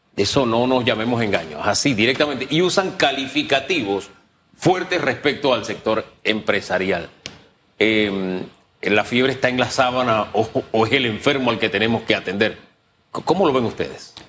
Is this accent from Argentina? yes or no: no; Panama; Yo como panameño lo digo, simplemente como panameño y como uno más